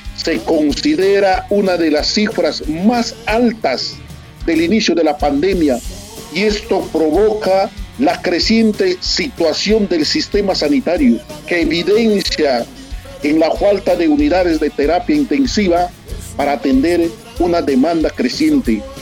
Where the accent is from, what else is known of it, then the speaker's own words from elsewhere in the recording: Peru; moved away; en mi país